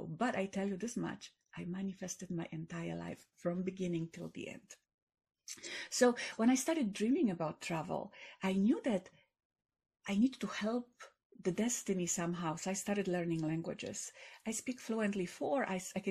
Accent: Katowice, Silesian Voivodeship, Poland; English is a second language; moved away; I grew up in Poland when Poland was in kind of depressed economically times.

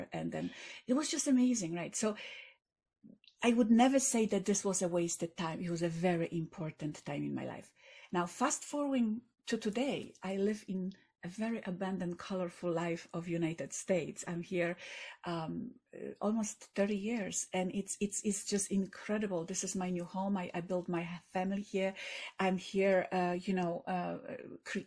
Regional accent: Katowice, Silesian Voivodeship, Poland; English is a second language; moved away; I grew up in Poland when Poland was in kind of depressed economically times.

